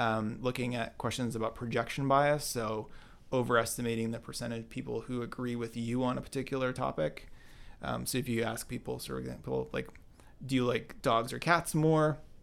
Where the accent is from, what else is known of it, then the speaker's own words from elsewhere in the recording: Binghamton, New York, United States; now in Cambridge, United States; Binghamton, New York, and grew up there.